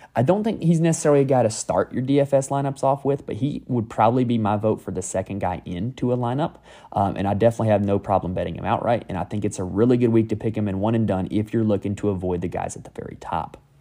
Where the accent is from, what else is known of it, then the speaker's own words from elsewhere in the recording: North Carolina, United States; I'm from North Carolina